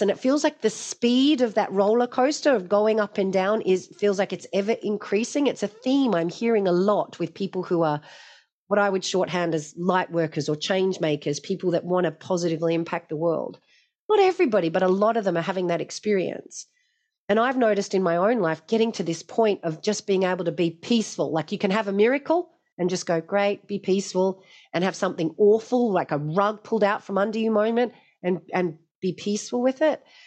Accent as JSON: {"language": "English", "town": "Hobart", "region": "Tasmania", "country": "Australia", "tie": "born or raised there", "said": "I grew up in Tasmania and it was on the Hobart waterfront down at Sandy Bay."}